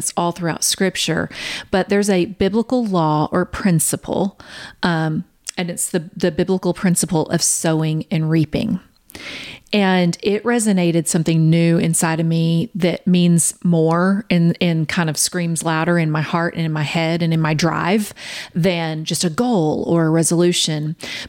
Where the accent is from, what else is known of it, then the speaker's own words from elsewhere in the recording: Kansas City, United States; we're from Kansas City.